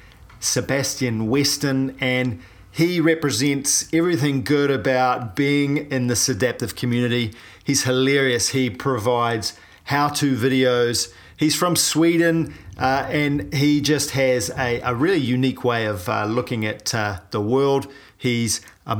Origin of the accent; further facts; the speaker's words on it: New Zealand; I'm a paraplegic from New Zealand